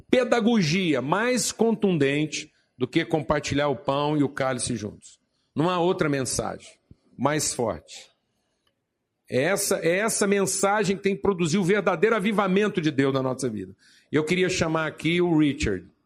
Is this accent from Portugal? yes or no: no; Zahle, Beqaa, Lebanon; fui trabalhar no meu ministério na minha terra natal em Zahlen.